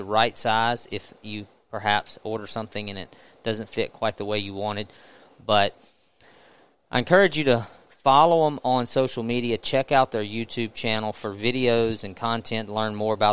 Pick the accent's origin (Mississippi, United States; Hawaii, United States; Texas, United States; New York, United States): Mississippi, United States; I'm from Mississippi, and I have family property in Mississippi, and I've spent most of my life hunting in Mississippi